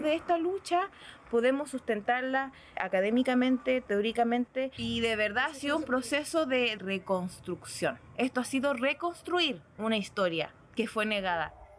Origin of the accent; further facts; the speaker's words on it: Arica, Arica y Parinacota, Chile; also born or lived in Azapa Valley; yo me crié en, en Arica y yo vengo de familia negra